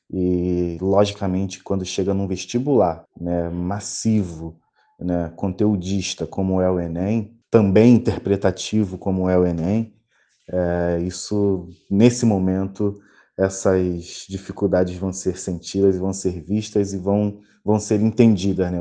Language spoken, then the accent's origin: Portuguese; Rio de Janeiro, Brazil; Sou do Rio de Janeiro, sou professor de História